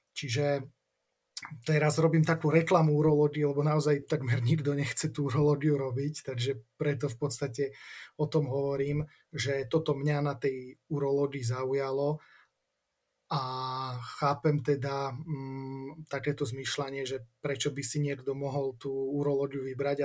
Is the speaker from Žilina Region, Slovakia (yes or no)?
yes; Martin, Žilina Region, Slovakia; also born or lived in Olomouc, Czechia; ja som sa narodil v Martine, mm, študoval som teda strednú školu v Martine